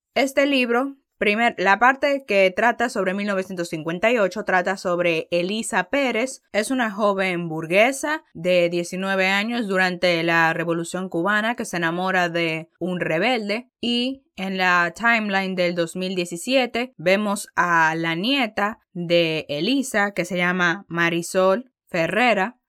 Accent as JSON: {"language": "Spanish", "country": "Dominican Republic", "said": "como dominicana"}